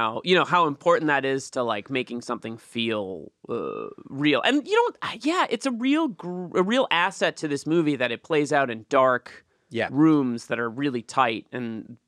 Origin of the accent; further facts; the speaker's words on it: New England, United States; moved away; I grew up in New England, so it was a lot of old style ships, kind of like pilgrim ships or whatever.